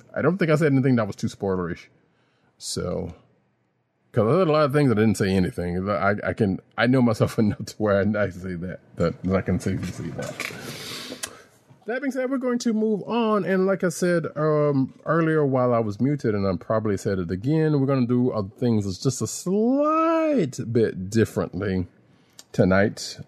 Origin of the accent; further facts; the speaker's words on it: the South, United States; I'm from the South.